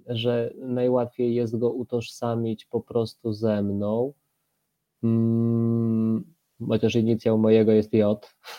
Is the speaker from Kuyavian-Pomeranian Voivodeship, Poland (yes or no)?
no; Łańcut, Subcarpathian Voivodeship, Poland; mieszkam y, pod łańcuchem, no ale urodziłem się w łańcucie